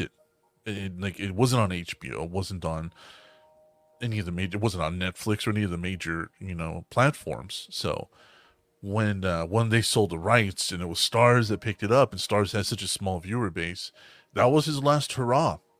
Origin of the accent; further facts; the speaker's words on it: the South, United States; we're from the South